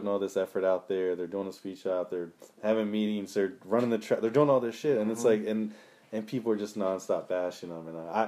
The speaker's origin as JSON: {"language": "English", "town": "Piney Neck", "region": "Delaware", "country": "United States", "tie": "born or raised there", "said": "I said I grew up around Piney Neck, and it's when you would see, like, on a state race, you would have like Richard Jarvis"}